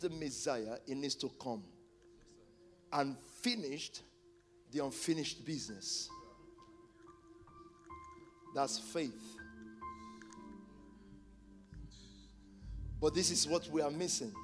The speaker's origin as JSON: {"language": "English", "country": "Nigeria", "tie": "born or raised there", "moved": "yes", "said": "When we were growing up in Nigeria"}